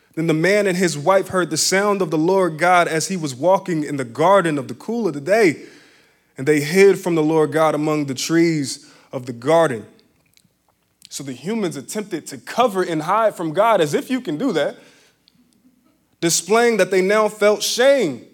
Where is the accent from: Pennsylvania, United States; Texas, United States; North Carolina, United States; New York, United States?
Pennsylvania, United States; Philadelphia; growing up in Philly